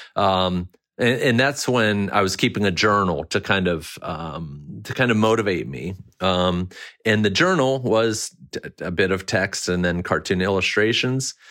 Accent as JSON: {"language": "English", "region": "Maryland", "country": "United States", "tie": "born or raised there", "said": "it was like a two-year sliver where I grew up in Maryland"}